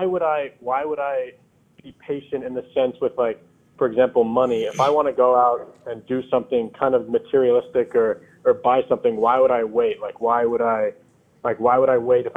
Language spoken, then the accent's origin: English; Rochester, New York, United States; I'm from Rochester, New York